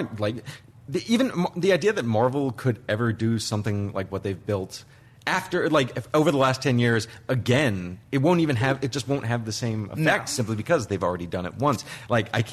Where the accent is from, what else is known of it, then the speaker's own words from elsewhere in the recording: New Jersey, United States; as a New Jersey Jew